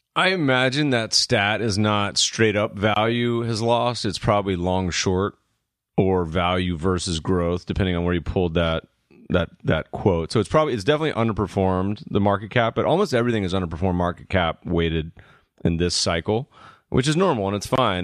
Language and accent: English; the South, United States; we're from the South